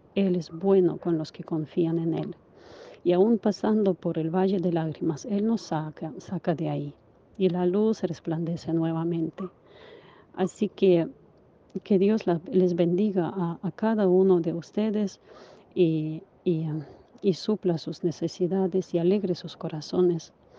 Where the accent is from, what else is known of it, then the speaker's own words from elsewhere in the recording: Ukraine; now in Spain; mi país